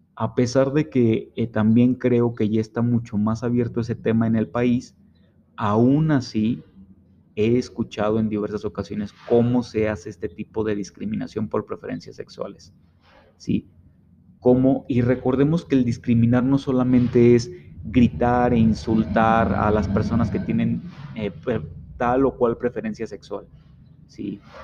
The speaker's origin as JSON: {"language": "Spanish", "country": "Mexico", "said": "como mexicanos"}